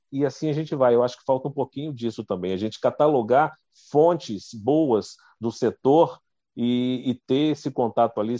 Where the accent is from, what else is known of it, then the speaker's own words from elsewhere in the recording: Brasília, Federal District, Brazil; Eu sou de Brasília, lá em Brasília, a gente está sempre lá cobrindo os setores